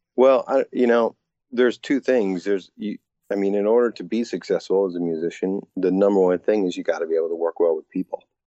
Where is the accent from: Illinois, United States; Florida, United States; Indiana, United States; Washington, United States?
Washington, United States; Bellingham; also born or lived in Seattle; I grew up in Bellingham, Washington, tiny little town, about 100 miles north of Seattle